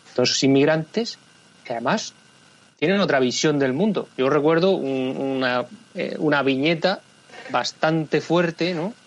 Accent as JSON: {"language": "Spanish", "country": "Spain", "said": "en España somos los tontos de Europa"}